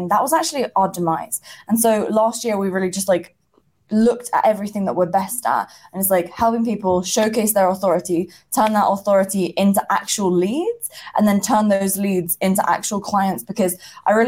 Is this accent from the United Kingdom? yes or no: yes; England, United Kingdom; I grew up in England